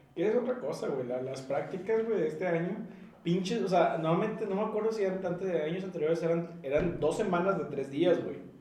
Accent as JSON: {"language": "Spanish", "town": "Monterrey", "region": "Nuevo León", "country": "Mexico", "said": "somos mexicanos, somos regios"}